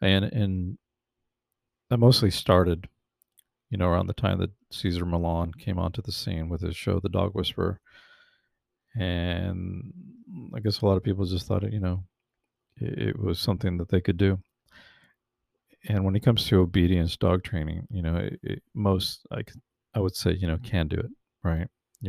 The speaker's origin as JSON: {"language": "English", "region": "California", "country": "United States", "tie": "born or raised there", "said": "I grew up mostly in the San Fernando Valley, which is in the Los Angeles County."}